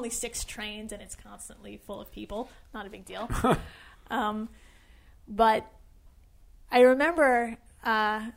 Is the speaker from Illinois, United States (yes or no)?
no; New York City, New York, United States; Born and raised in Brooklyn.